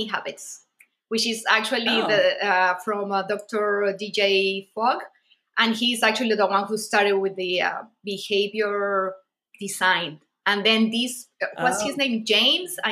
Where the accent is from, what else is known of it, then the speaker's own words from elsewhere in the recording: Mexico; I'm from Mexico as well